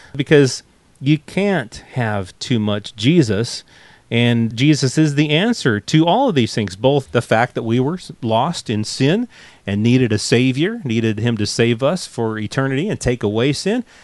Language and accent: English; United States; accent: American; also born or lived in England; we moved back to the states, and it probably took a shorter time to get my American accent back.